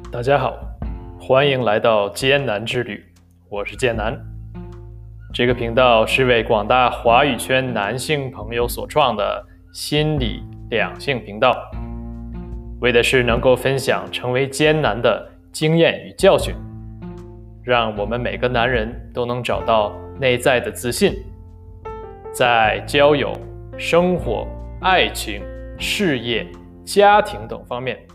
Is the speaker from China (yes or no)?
yes; northern China, China; 尤其作为北方人